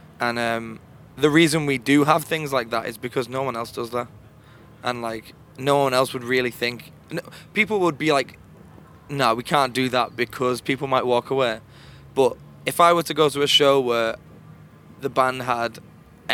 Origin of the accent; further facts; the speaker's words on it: Liverpool, North West England, United Kingdom; We're from Liverpool in the United Kingdom